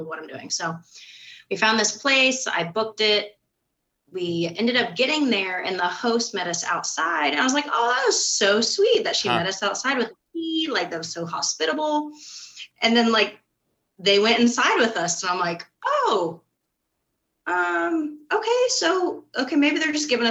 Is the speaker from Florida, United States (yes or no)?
yes; Florida, United States; moved away as an adult; now in East Tennessee, United States; I am originally from Florida and I moved to East Tennessee, oh my gosh, 8 years ago